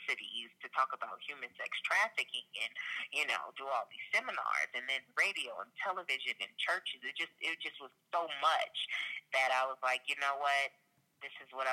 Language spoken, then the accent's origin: English; Los Angeles, California, United States; I'm from Los Angeles, so a lot of people in L.A. knew about me